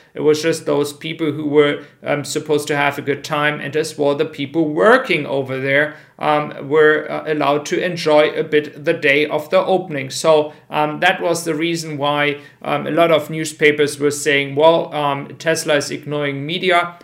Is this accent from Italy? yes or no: no; Frankfurt, Hesse, Germany; my hometown, Frankfurt